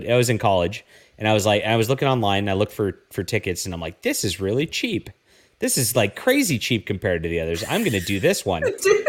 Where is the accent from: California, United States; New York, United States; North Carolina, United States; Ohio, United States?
California, United States; Oakland; I'm from like the Oakland area.